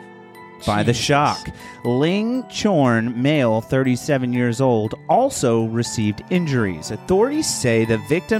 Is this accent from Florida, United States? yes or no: no; Posey County, Indiana, United States; I grew up in Posey County, not a lot greater.